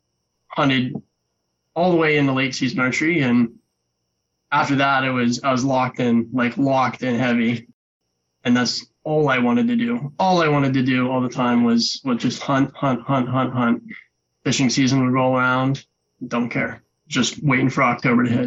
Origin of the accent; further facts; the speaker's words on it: Western Pennsylvania, United States; I'm from Western Pennsylvania, born and raised here